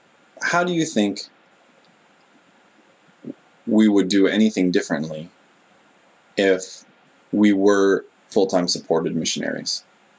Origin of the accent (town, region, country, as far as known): United States; now in Japan